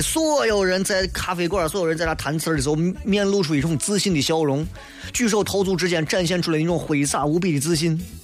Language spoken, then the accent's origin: Chinese; Xi'an, Shaanxi, China; accent: Xi'an dialect; 这里是F M一零四连三西安交通旅游广播